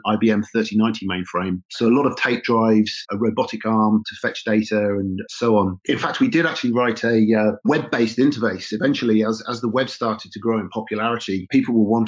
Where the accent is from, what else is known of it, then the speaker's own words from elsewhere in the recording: Oxfordshire, South East England, United Kingdom; Rutherford Appleton Laboratories, which is near my hometown in Oxfordshire